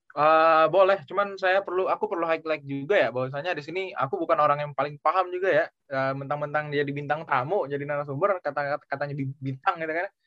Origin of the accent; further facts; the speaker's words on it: Palembang, South Sumatra, Indonesia; also born or lived in Pontianak; now in Mokpo, South Korea; Aku asal dari Palembang. Dulu sempet juga berapa bulan tuh pindah ke Pontianak gitu kan sebelum berangkat ke Korea Selatan ini.